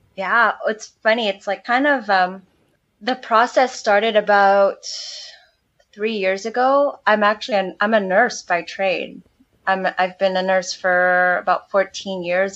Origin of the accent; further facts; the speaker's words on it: San Marcos, California, United States; moved away as an adult; also born or lived in Oceanside, California; now in Mexico; Jason and I actually came from the same hometown. We're from Oceanside, well, originally San Marcos, California, and that's North County, San Diego